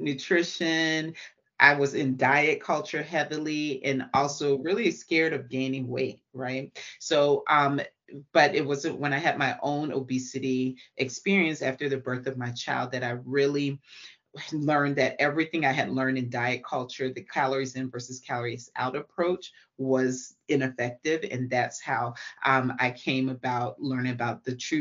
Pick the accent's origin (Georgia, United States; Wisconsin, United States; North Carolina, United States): Georgia, United States; Atlanta; I'm from Atlanta